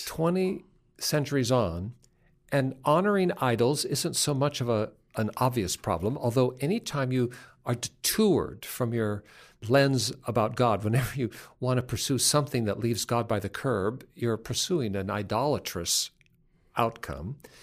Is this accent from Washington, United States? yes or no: yes; Seattle, Washington, United States; I am from Seattle